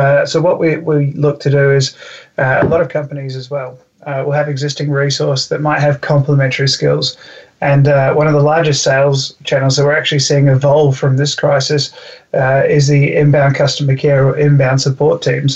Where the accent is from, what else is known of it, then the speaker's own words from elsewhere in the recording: New Zealand; I'm from New Zealand